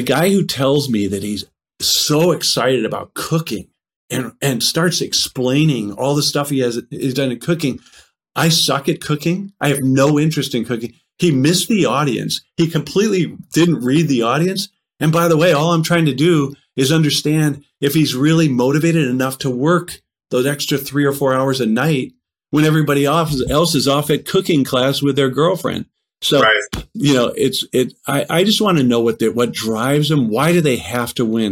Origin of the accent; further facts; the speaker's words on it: Tucson, Arizona, United States; moved away as an adult; I moved away from Tucson